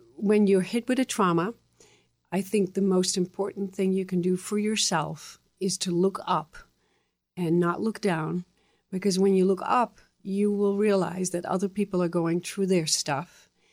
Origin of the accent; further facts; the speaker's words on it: Netherlands; English is a second language; moved away as an adult; also born or lived in Texas, United States / Boston, United States; now in United States; I came from the Netherlands, and I had finished my high school